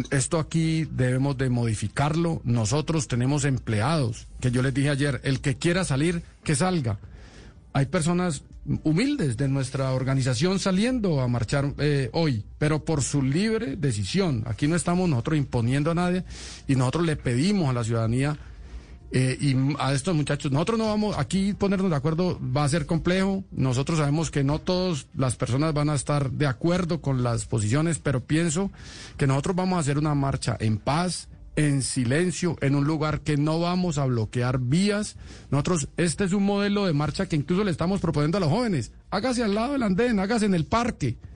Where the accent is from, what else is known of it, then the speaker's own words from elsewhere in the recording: Colombia; Aquí tenemos que vernos a los ojos y todos somos colombianos